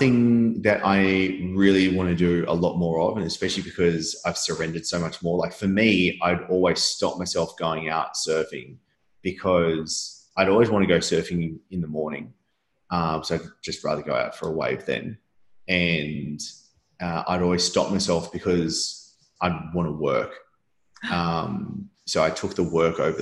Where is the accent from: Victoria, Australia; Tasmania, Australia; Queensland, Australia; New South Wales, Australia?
New South Wales, Australia; Sydney; moved away as an adult; now in Bali, Indonesia; I grew up in Manly, Sydney